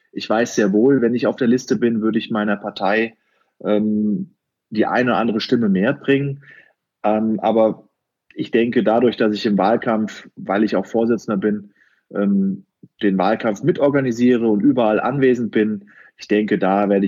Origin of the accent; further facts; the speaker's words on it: Wallau, Hesse, Germany; born there; ich glaube, ich kann sagen, ich bin ein echter Hofheimer. Ich bin gebürtiger Wallauer.